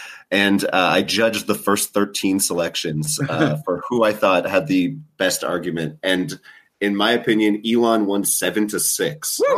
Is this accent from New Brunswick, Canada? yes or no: yes; Saint John, New Brunswick, Canada; now in Okotoks, Canada; I'm originally from St. John, New Brunswick.